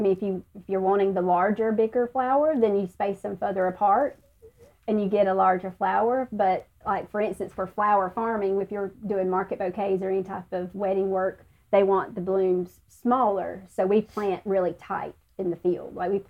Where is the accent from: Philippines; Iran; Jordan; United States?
United States; the South; accent: southern; My southern accent sometimes, that's